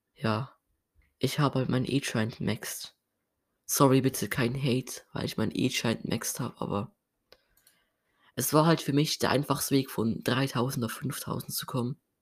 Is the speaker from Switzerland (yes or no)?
yes; Basel-Landschaft, Switzerland; accent: Basel dialect; first language Swiss German; German is a second language; Und dann haben mich voll viele geraten, ob ich Basler bin, wegen meinem Dialekt. Ähm, und ja, ich bin Basler